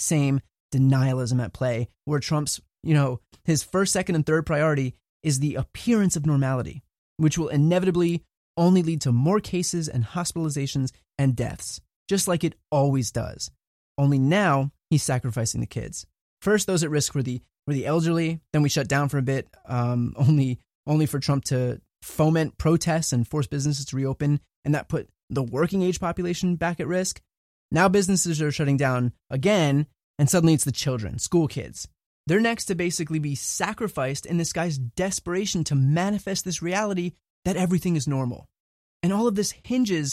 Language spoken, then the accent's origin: English; New Jersey, United States; I grew up in New Jersey, went to an average public school, middle of the road